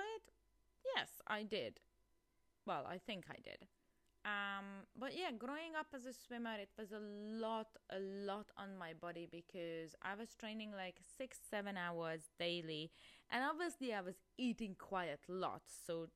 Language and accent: English; Hungary; moved away; I'm originally from Hungary, and I actually grown up in a small village.